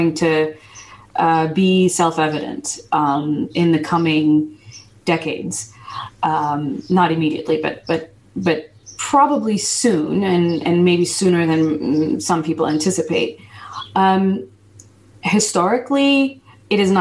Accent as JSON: {"language": "English", "country": "United States", "tie": "born or raised there", "second_language": "English", "said": "I wasn't born in the United States, but I was raised in the United States"}